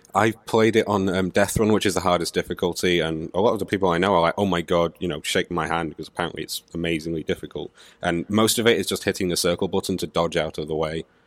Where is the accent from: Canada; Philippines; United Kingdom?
United Kingdom; Manchester, North West England; am from Manchester, and I can't do a Manchester accent